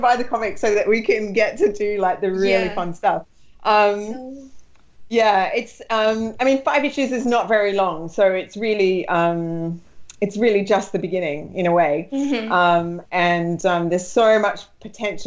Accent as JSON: {"language": "English", "country": "Australia", "said": "as an Australian"}